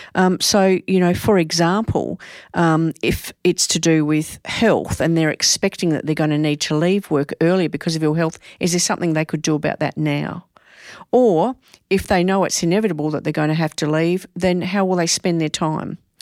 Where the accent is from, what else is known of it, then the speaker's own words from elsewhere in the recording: Adelaide, South Australia, Australia; I'm from Adelaide